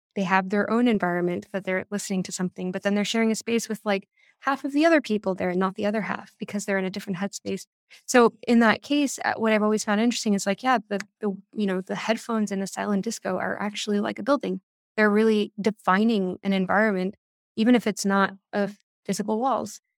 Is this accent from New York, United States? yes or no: yes; New York City, New York, United States; I grew up in New York